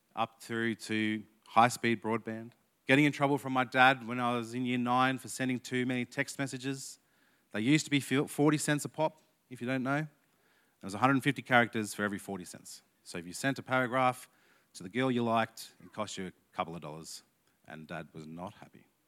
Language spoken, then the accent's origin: English; Canberra, Australian Capital Territory, Australia; I'm from Canberra, but my dad was born in Queensland, so I claim Queensland heritage.